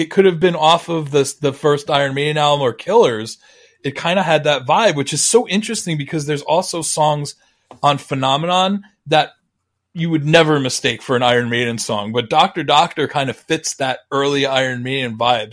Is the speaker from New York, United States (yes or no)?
yes; Long Island, New York, United States; growing up on Long Island.